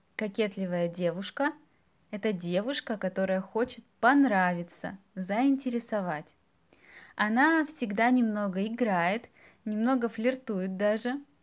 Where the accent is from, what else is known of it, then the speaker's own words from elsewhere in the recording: Russia; мы граждане Российской Федерации